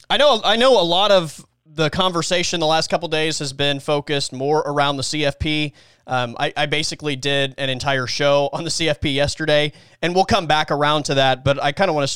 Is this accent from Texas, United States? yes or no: yes; that part of Texas, United States; moved away; There's an Allsups in my hometown.